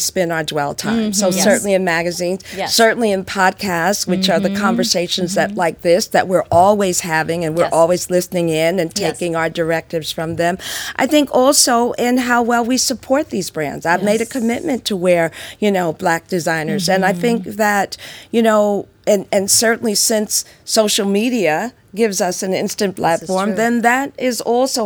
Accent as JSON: {"language": "English", "town": "Newark", "region": "New Jersey", "country": "United States", "tie": "born or raised there", "said": "my hometown of Newark, New Jersey"}